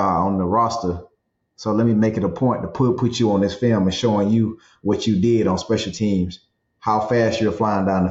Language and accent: English; South Georgia, United States; That's just the way my grandparents raised me. I was born in South Georgia.